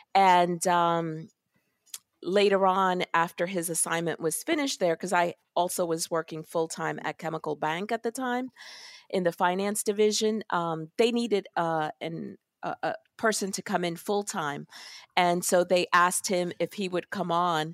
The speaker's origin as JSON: {"language": "English", "town": "New York City", "region": "New York", "country": "United States", "tie": "born or raised there", "said": "I was born in Brooklyn, in Park Slope, Brooklyn"}